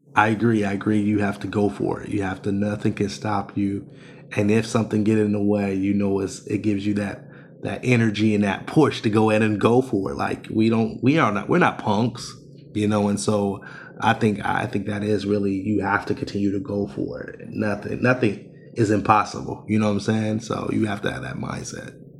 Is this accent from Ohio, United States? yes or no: yes; Ohio, United States; I'm born and raised in Ohio